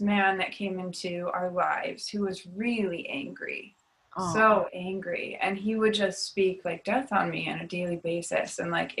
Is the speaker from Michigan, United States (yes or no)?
yes; Detroit, Michigan, United States; I was raised in Detroit